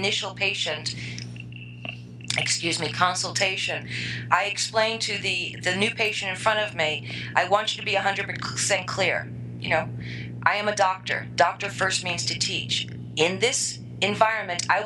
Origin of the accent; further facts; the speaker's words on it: New York, United States; I'm a New Yorker all the way